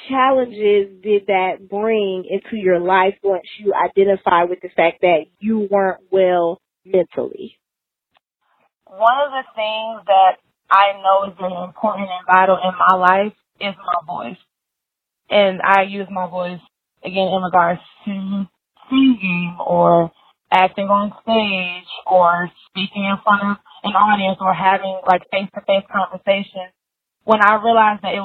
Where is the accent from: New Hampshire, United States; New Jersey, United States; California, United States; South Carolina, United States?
South Carolina, United States; Columbia; I'm from Columbia, South Carolina, in Brent House